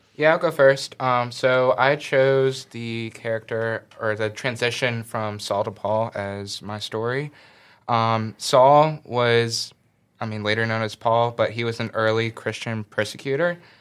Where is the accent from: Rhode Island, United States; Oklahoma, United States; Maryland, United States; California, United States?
Maryland, United States; Southern; moved away; I'm originally from Southern Maryland